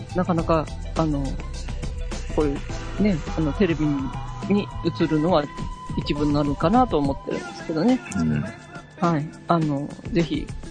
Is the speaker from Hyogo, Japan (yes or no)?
yes; Hyogo, Japan; 私の地元の兵庫県